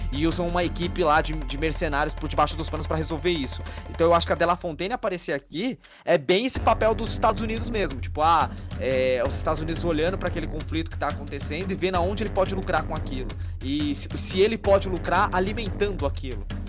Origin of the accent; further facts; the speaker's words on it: Brazil; A gente, os brasileiros, não temos o costume de nos enxergar como latino